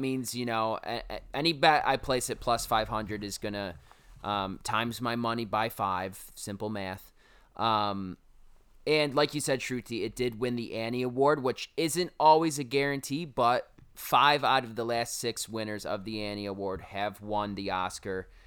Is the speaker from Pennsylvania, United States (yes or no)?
no; Syracuse, New York, United States; accent: Syracuse; there's my Syracuse accent coming out for you.